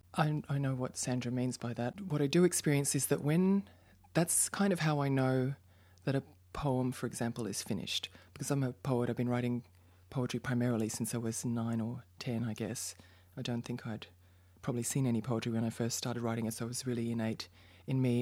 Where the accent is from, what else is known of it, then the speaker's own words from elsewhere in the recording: Brisbane, Queensland, Australia; moved away as an adult; also born or lived in Melbourne; now in Berlin, Germany; I'm from Brisbane," 'cause that's where my parents live and I went to high school